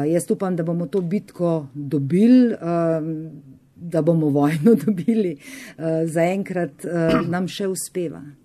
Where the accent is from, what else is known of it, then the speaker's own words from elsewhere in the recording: Carinthia, Slovenia; moved away as an adult; also born or lived in Upper Carniola (Gorenjska); now in Škofja Loka, Slovenia; jaz sem Korošica, naturalizirana Gorenka, sem že kar skoraj 30 let na Gorenskem, živim v Škofiloki.